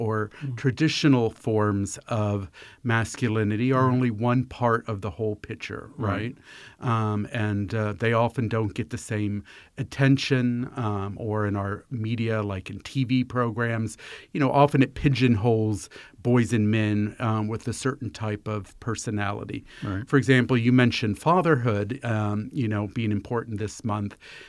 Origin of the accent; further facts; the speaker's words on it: Fairfax County, Virginia, United States; I grew up here in Fairfax County